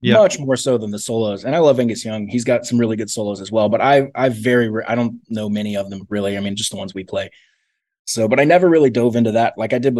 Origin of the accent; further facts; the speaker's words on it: Columbia, South Carolina, United States; also born or lived in Charlotte area; now in Charlotte, United States; I moved up here to the Charlotte area. I'm from Columbia, South Carolina originally.